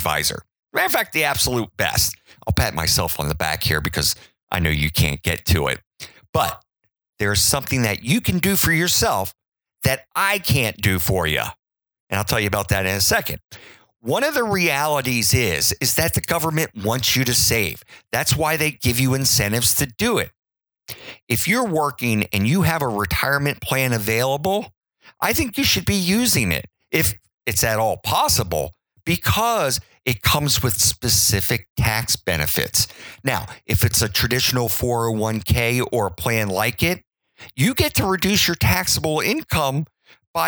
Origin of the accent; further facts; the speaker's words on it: Baltimore, Maryland, United States; now in Virginia, United States; I grew up in Baltimore. And I live in Virginia.